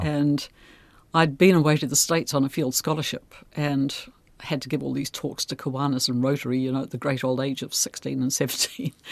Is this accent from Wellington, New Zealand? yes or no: no; Tairāwhiti, Gisborne, New Zealand; I'm from Tairāwhiti